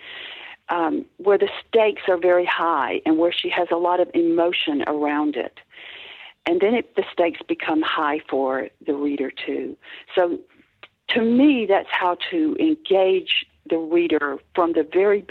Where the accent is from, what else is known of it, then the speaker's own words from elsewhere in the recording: the South, United States; I grew up in the South in pre-feminist America.